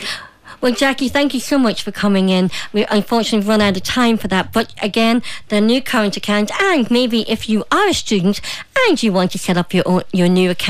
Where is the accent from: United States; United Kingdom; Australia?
United Kingdom; Derry, Northern Ireland; moved away; growing up in Derry